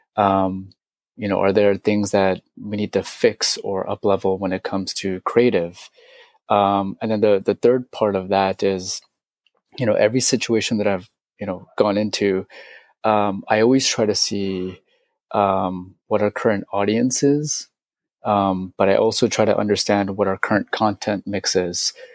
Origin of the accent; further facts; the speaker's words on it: San Francisco, California, United States; I'm from San Francisco.